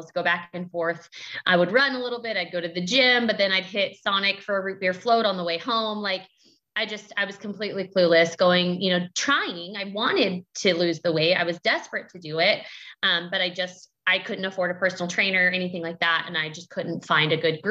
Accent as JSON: {"language": "English", "region": "Kansas", "country": "United States", "said": "I'm from Kansas."}